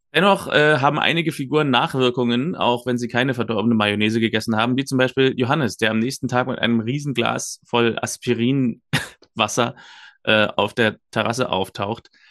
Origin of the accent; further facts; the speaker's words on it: Germany; als Deutscher